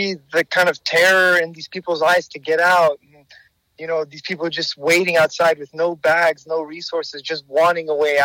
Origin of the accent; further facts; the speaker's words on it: United States; I am the first generation to be born here in America, along with my siblings.